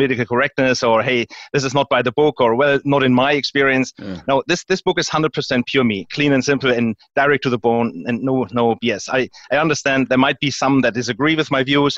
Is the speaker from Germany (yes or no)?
yes; Germany; moved away as an adult; also born or lived in United States; now in Houston, United States; I was born here, but I grew up in Europe and Germany